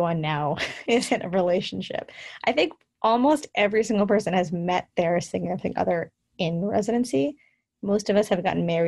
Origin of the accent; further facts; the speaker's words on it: New York, United States; now in New Brunswick, United States; I'm originally from New York.